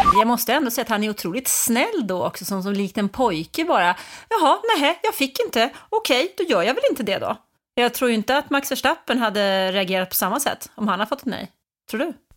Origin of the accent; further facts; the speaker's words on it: Stockholm, Stockholm County, Sweden; Jag är uppvuxen i Stockholm